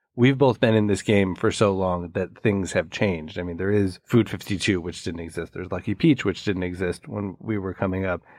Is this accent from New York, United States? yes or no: no; Chicago, Illinois, United States; my house where I grew up in Chicago